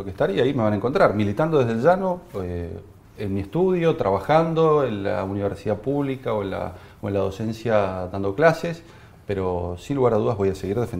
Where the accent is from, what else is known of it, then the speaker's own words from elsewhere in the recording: Mendoza, Argentina; Bien, se ha dicho aquí que la República Argentina es el quinto exportador de vinos y el primer exportador de mostos y que mi provincia, Mendoza, represent